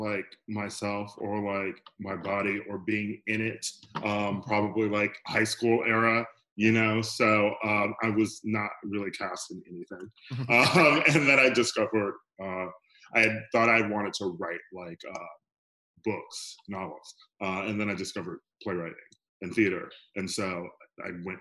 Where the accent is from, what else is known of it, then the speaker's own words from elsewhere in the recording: Milwaukee, Wisconsin, United States; moved away as an adult; also born or lived in Chicago / New York; now in Los Angeles, United States; I'm from Milwaukee